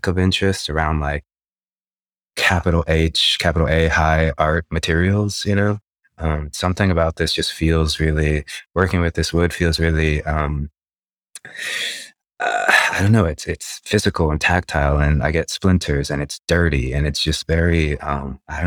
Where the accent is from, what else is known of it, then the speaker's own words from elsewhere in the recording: Los Angeles, California, United States; born and raised in Los Angeles